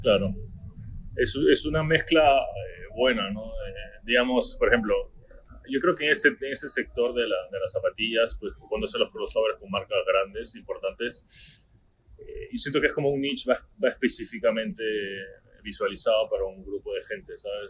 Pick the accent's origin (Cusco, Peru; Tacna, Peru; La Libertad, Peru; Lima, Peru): La Libertad, Peru; Trujillo; moved away as an adult; also born or lived in New Jersey, United States; now in Miami, United States; yo soy del norte de Perú, soy una ciudad que se llama Trujillo, cerca de la playa